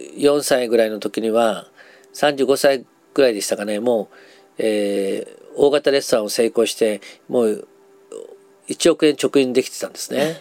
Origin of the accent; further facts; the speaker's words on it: Nagasaki, Japan; 長崎出身なので